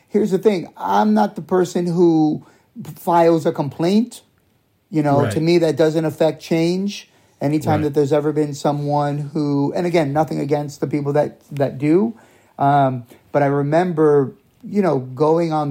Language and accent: English; New York, United States; I grew up in New York